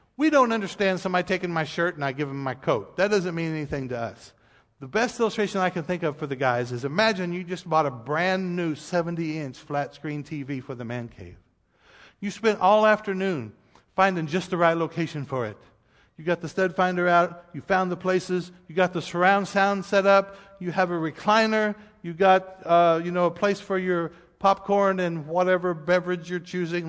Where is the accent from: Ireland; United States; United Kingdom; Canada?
United States; we as American people